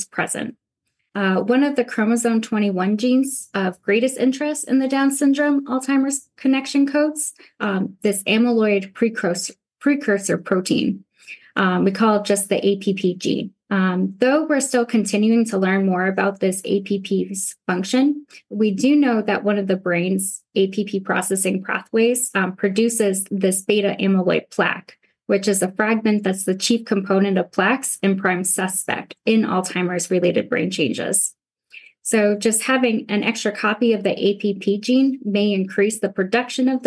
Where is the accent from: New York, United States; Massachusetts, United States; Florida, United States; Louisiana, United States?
Massachusetts, United States; also born or lived in El Paso, Texas; now in San Antonio, United States; I was born in El Paso, but I grew up in Massachusetts